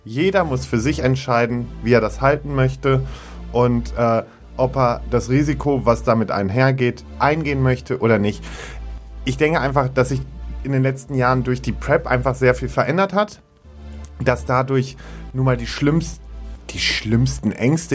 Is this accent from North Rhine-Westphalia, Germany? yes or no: yes; Münster, North Rhine-Westphalia, Germany; moved away; Münster, meine alte Heimat, und es ist so ein bisschen nach Hause kommen.